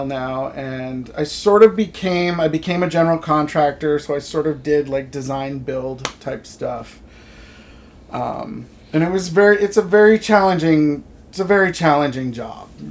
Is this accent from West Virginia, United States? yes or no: no; Massachusetts, United States; moved away as an adult; also born or lived in Los Angeles / United Kingdom / San Francisco / Palm Springs; now in Pacific Northwest, United States; I was born in Massachusetts, where I lived until I was 18